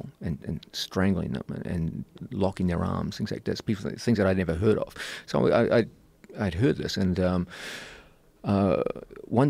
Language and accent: English; New Zealand; When I grew up in New Zealand